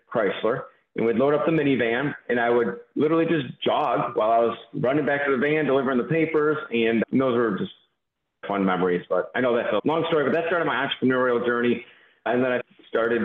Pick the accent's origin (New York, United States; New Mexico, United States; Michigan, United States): Michigan, United States; Mount Clemens; I grew up in the Detroit area, Mount Clemens, which became Clinton Township, Michigan, just east of Detroit, northeast a little bit